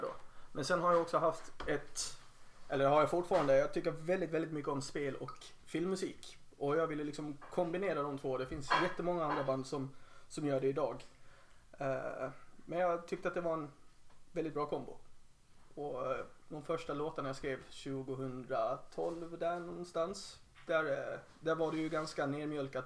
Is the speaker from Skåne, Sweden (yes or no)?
yes; Helsingborg, Skåne, Sweden; moved away as an adult; now in Gotland, Sweden; jag spelade med ett par andra band i Helsingborg där jag är uppvuxen